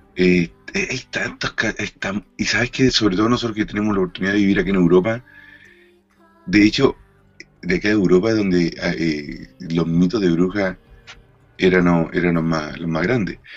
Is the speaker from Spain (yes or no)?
no; Chile; moved away; yo viví muchos años en Chile, casi, casi toda mi infancia